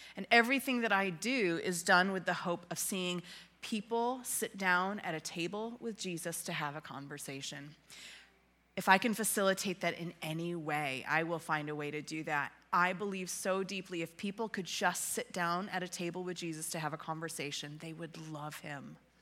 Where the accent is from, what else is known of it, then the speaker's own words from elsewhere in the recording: Western New York, United States; moved away as an adult; also born or lived in Ontario, Canada; now in Illinois, United States; I hail from uh, Western New York